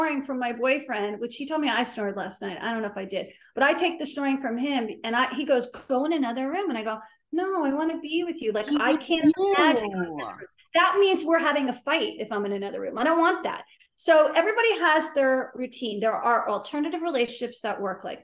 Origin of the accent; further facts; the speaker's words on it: Short Hills, New Jersey, United States; also born or lived in South Florida / Miami, United States; now in Beverly Hills, United States; I was born in Jersey, raised in Jersey